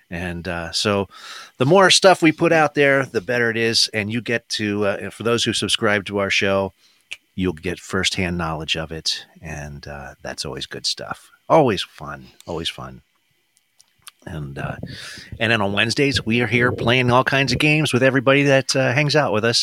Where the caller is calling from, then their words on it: Pakistan; I'm calling from Pakistan.